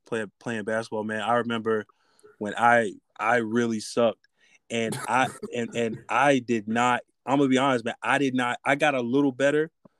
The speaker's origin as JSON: {"language": "English", "town": "Raleigh", "region": "North Carolina", "country": "United States", "said": "I'm also from Raleigh"}